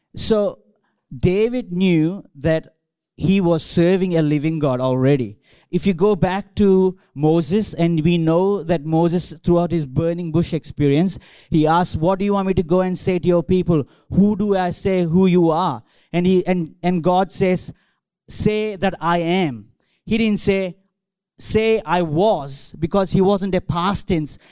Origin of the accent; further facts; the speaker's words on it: India; English is a second language; moved away as an adult; now in Australia; I grew up in India